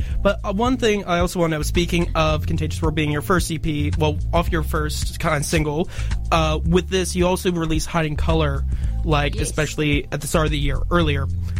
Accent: Canada; especially after being Canadian, like, growing up here, seeing the difference of, like, music cultures and stuff.

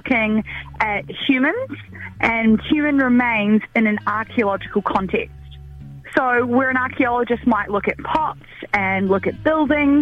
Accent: New Zealand; close to my hometown

